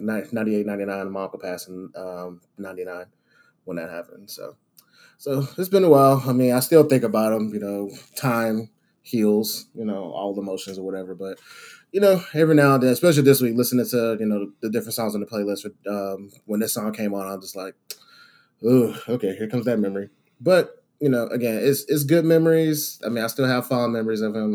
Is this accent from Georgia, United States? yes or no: yes; Savannah, Georgia, United States; I grew up in South Georgia, Savannah area, down that way.